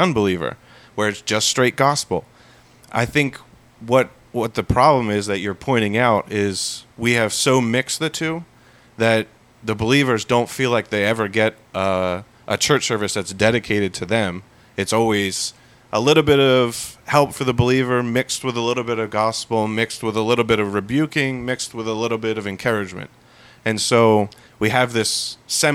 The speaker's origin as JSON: {"language": "English", "country": "United States", "said": "we as the American culture"}